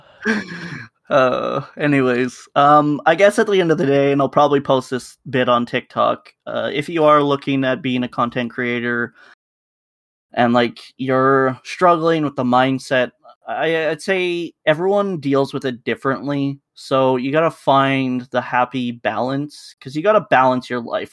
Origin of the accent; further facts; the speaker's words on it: Canada; we're Canadian enough